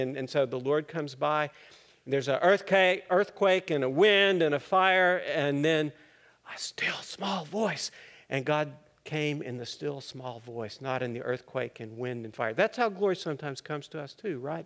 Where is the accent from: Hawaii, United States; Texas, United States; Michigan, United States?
Texas, United States; Littlefield; I grew up in the Methodist Church in Littlefield, Texas, up there in the Panhandle